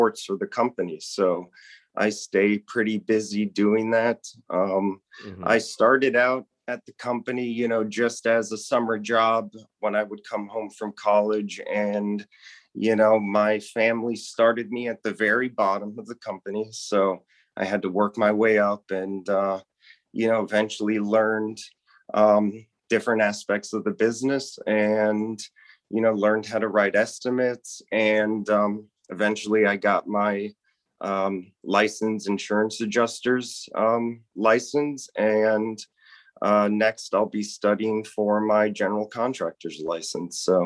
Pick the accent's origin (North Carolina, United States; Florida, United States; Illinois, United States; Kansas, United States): Florida, United States; South; I was born and raised here in South Florida